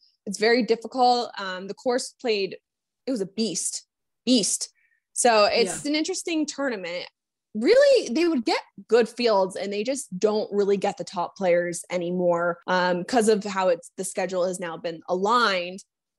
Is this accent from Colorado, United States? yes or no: yes; Colorado, United States; So I grew up in Colorado playing on bent grass